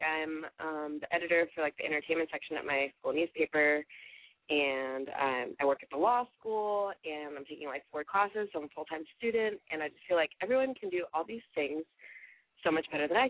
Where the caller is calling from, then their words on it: Florida, United States; I just turned 22, and I'm calling from Florida.